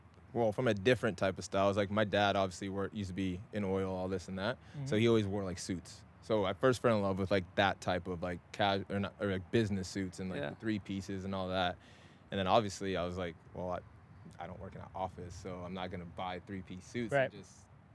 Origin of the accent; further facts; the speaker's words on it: Scotland, United Kingdom; also born or lived in Nigeria / Texas, United States; me, of course, being born in Nigeria, but then also like growing up in Scotland, living in like Texas and all